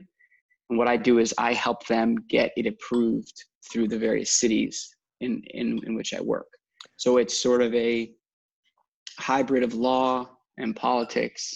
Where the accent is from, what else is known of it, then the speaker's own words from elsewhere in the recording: South Florida, United States; also born or lived in Washington, District of Columbia, United States; I'm from South Florida. I grew up down here